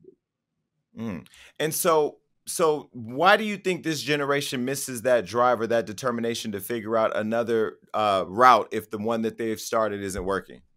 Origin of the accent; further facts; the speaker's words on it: Stockton, California, United States; I grew up in Stockton, California